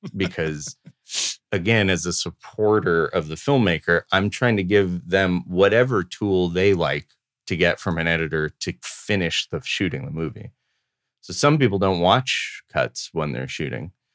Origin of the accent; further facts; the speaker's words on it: Los Angeles, California, United States; growing up in Los Angeles